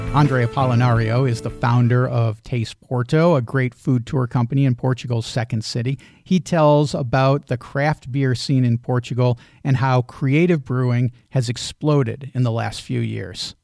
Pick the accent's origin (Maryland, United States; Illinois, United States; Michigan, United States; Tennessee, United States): Illinois, United States; Chicago; when I was a teenager growing up in Chicagoland